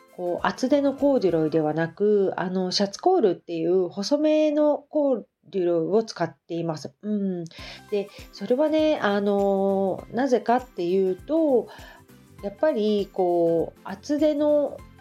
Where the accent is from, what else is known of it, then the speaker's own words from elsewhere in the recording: Hamamatsu, Shizuoka, Japan; also born or lived in Kita-Kamakura; now in Kamakura, Japan; 私のねあの出身の、えーと、遠州浜松はあの織屋さんが結構あるんですよね